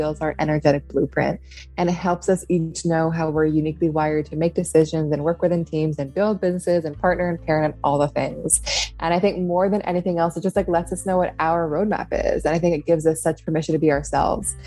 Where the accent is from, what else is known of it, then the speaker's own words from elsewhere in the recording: Seattle, Washington, United States; also born or lived in upstate New York; now in New York, United States; I live in upstate New York now. I grew up in Seattle, in the city.